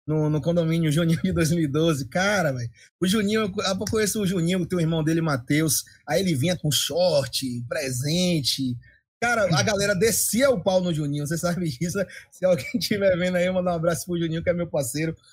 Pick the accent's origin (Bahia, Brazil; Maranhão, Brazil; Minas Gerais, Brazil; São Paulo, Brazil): Bahia, Brazil; Feira de Santana; eu sou de Feira de Santana, na Bahia, 100 quilômetros de Salvador, né? Mais ou menos uma hora, uma hora e 10 minutos de carro.